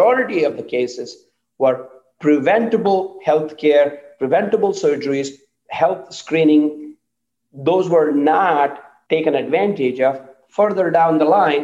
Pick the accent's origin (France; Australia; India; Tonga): India; moved away as an adult; now in United States; I grew up in India, and I've been living in this country for 31 years.